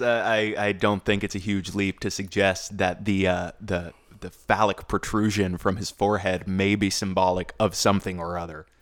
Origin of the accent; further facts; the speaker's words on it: United States; I am an American